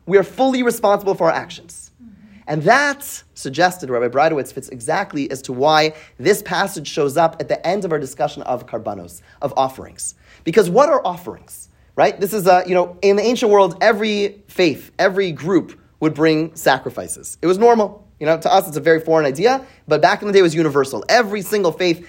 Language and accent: English; Canada; I grew up in Canada